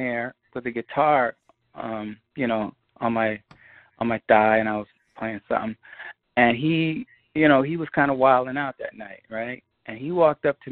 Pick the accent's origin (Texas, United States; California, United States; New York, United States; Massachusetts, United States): New York, United States; New York City; also born or lived in Bondi Beach, Australia; growing up in Queens